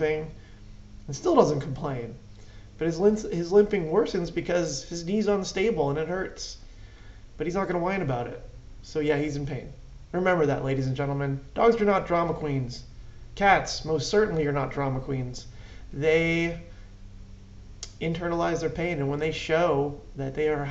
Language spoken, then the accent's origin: English; Clark, New Jersey, United States; I had spent my entire life in Clark. All my sports, everything was there.